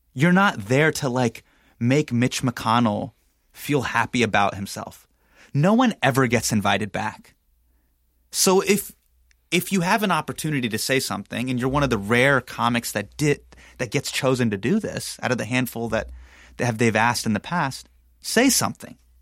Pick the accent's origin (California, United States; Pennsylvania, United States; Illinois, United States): California, United States; Sacramento; starting in my hometown